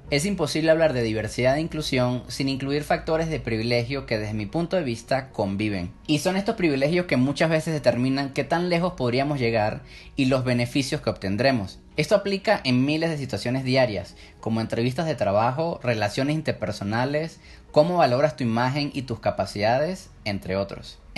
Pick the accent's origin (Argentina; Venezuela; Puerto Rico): Venezuela; Yo nací y crecí en Venezuela, si buscan en Google noticias sobre mi país, verán que Venezuela no ha estado en la mejor situación sociopolítica desde hace muchos años.